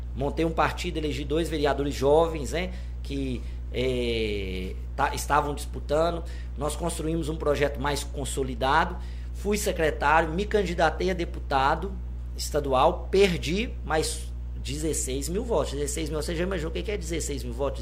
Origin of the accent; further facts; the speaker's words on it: Governador Valadares, Minas Gerais, Brazil; eu sou nascido em Governador Valadares, na Ilha dos Araújos, minha vivência foi toda é, na ilha